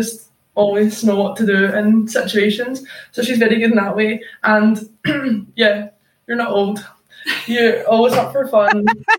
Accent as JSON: {"language": "English", "town": "Hamilton", "region": "Scotland", "country": "United Kingdom", "said": "Well, I say Glasgow, but like down near Hamilton area."}